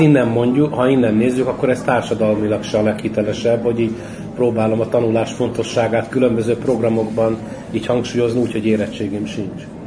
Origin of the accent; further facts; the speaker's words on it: Hungary; now in Budapest, Hungary; Én a cigánytelet Éppen születtem, de én már gyerekkoromban is kilógtam a- nem a cigány telepről